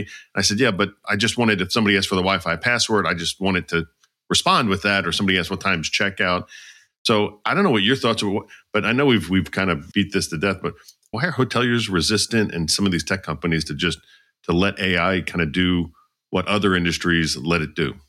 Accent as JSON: {"language": "English", "area": "outside of Philadelphia", "region": "Pennsylvania", "country": "United States", "tie": "born or raised there", "said": "I grew up outside of Philly"}